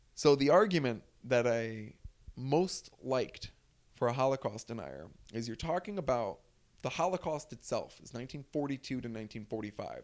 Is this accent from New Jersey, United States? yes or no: yes; New Jersey, United States; I'm from North Jersey. It's a pretty liberal area where I grew up